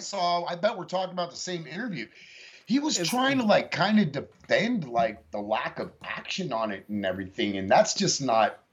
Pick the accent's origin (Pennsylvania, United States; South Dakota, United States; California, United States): California, United States; San Francisco Bay Area; also born or lived in Santa Cruz County, California; now in Lubbock, United States; I was born in Santa Cruz County, grew up in the San Francisco Bay Area